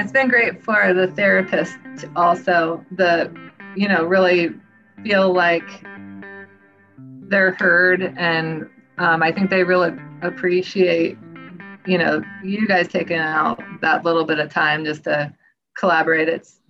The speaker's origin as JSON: {"language": "English", "region": "California", "country": "United States", "tie": "born or raised there", "said": "I grew up in California."}